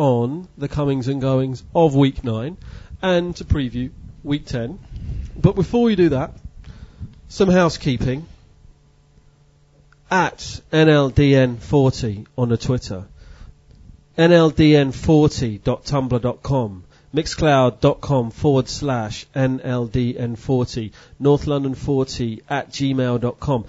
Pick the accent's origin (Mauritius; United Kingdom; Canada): United Kingdom; England; being English people